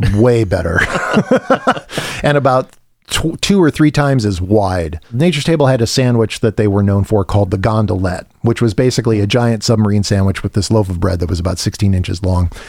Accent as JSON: {"language": "English", "region": "Midwest", "country": "United States", "tie": "born or raised there", "moved": "yes", "said": "coming from the Midwest where I grew up on Papa Dolls and Garcias and thick crust pizza"}